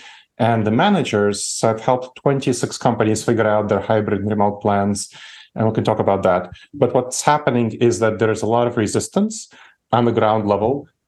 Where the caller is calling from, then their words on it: Columbus, Ohio, United States; Columbus, Ohio. It's the American heartland.